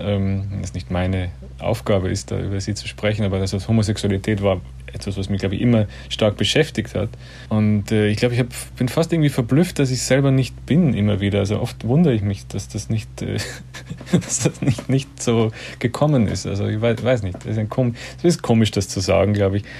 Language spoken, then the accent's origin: German; Austria; als Österreicher